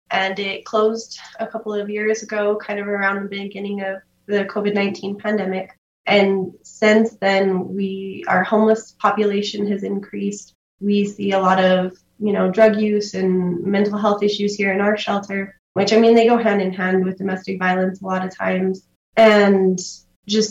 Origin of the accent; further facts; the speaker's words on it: Silver City, New Mexico, United States; I grew up in Silver City here, lived here my whole life